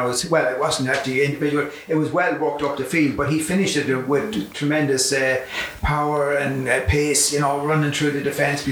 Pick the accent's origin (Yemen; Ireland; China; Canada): Ireland; Kildare, Leinster; I'm from Kildare